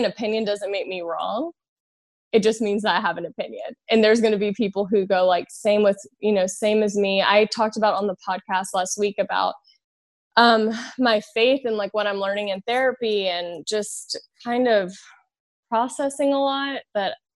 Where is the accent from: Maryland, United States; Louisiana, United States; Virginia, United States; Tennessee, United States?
Louisiana, United States; also born or lived in California; now in Los Angeles, United States; So I'm from Louisiana. I'm from the South, and I grew up, I grew up in the church